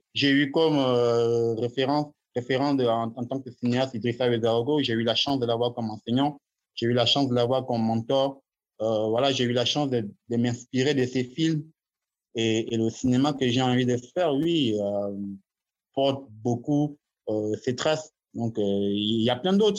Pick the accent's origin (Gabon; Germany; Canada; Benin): Gabon; en tant qu'Africain, en tant que Gabonais